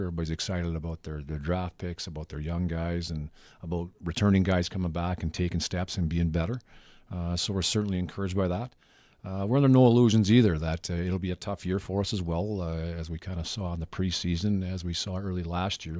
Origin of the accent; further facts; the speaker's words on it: Melita, Manitoba, Canada; I grew up in Linda, Manitoba, in the Southwest, basically twenty miles from the U S border, twenty miles from the Saskatchewan border